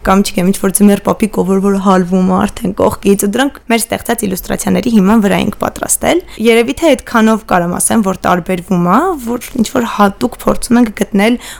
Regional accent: Yerevan, Armenia; moved away as an adult; also born or lived in Bulgaria / Stepanakert; Ես Երևանում եմ մեծացել, թեև մամաս Արցախից է ու մենք շատ ժամանակ Արցախ ենք գնում, ամառային արձակուրդները երկար այնտեղ ենք անցկացնում, բայց հիմնականում մեծ քաղաքի կյանքով եմ ես ապրել, Երևանը եթե կարելի է մեծ քաղաք անվանել

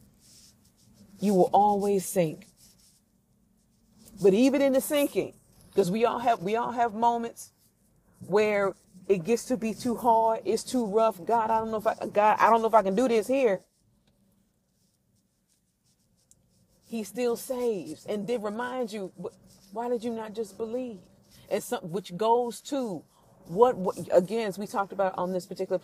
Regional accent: Midwest, United States; I grew up in the Midwest

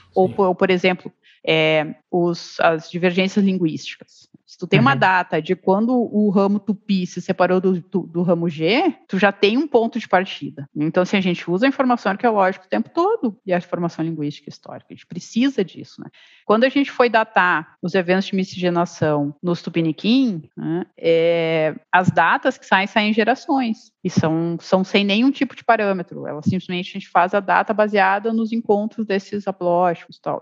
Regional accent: southern Brazil, Brazil; eu sou do sul do Brasil, de uma cidade só tem alemão, pequena, e na região ali do, da colonização alemã

